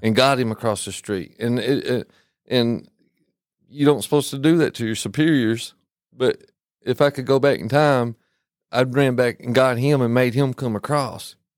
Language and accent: English; Kentucky, United States; they hear my accent and they'd say where are you from I'd say Kentucky